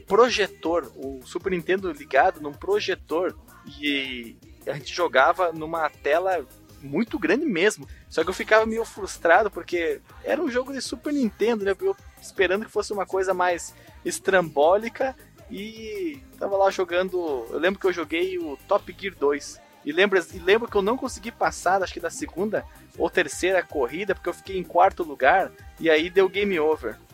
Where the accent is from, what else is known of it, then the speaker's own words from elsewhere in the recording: Barbacena, Minas Gerais, Brazil; quando eu era criança lá em Barbacena